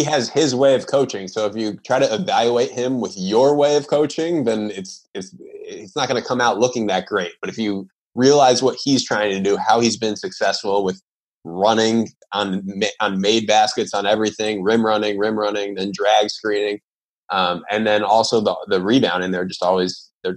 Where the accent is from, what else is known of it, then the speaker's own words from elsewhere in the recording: Bethlehem, New York, United States; moved away; also born or lived in Villanova, Pennsylvania; in my hometown, so I went to a high school called Bethlehem, a public school, Bethlehem High School, and there is this breakfast sandwich spot that we all grew up on.